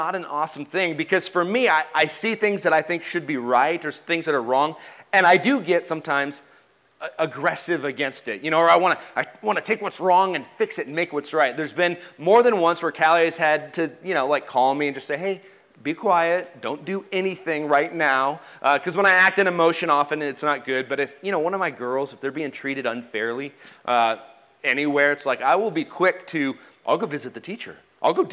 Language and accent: English; United States; I'm an American